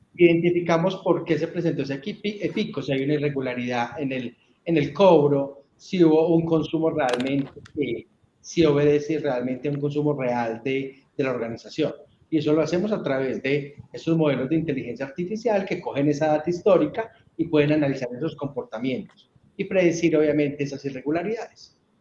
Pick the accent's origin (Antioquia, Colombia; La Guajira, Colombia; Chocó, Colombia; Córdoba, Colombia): Antioquia, Colombia; Urrao; soy una persona eh, que nació en un municipio de, Antioquia que se llama Urrao